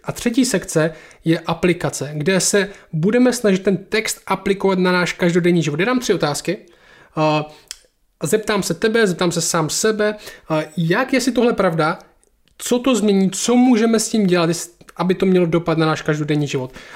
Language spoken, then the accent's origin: Czech; Czechia; my jsme Češi